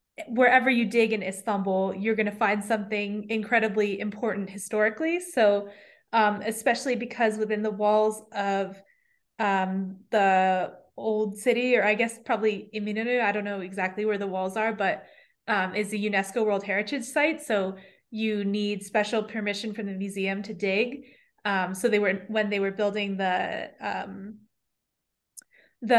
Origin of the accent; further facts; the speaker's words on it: New York, United States; I come from New York